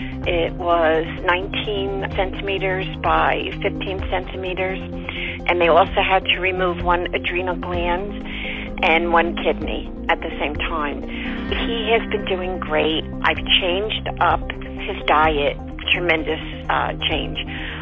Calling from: New Jersey, United States; I'm from New Jersey.

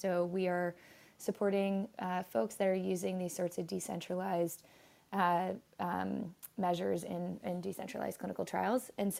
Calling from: San Francisco, California, United States; So today I am calling from Brooklyn, but normally I live in San Francisco.

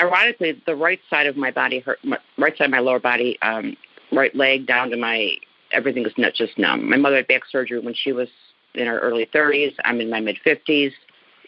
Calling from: St. Johns, Florida, United States; I am calling in from St. John's, Florida, which is between St. Augustine and Jacksonville.

